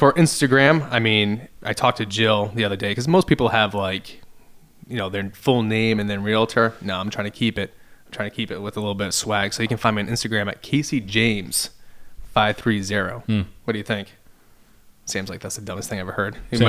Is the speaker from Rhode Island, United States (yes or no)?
yes; Cranston, Rhode Island, United States; I grew up in Cranston, which is just south of Providence.